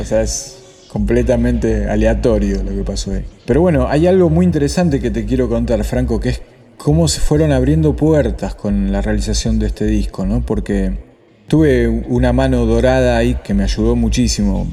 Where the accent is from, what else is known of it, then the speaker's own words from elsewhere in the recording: Argentina; moved away as an adult; also born or lived in Buenos Aires; now in Slovakia; ser de, de, un país como Argentina